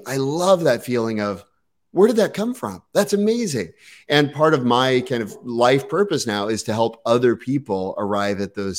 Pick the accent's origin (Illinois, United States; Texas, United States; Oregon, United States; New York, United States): Texas, United States; Or remember, I came from Texas. Okay. There's like Tex-Mex and barbecue and fast food.